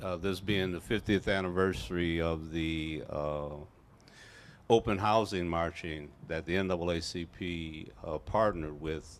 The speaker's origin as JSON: {"language": "English", "town": "Milwaukee", "region": "Wisconsin", "country": "United States", "tie": "born or raised there", "said": "But what I love about Milwaukee is that this is my hometown, and my 6 grandchildren reside here, and that is the joy of my life."}